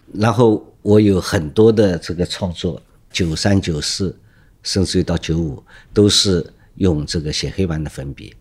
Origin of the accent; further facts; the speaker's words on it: Shanghai, China; 我是上海人，出生在这里，啊，生活在这里，所以对上海很，道路很熟悉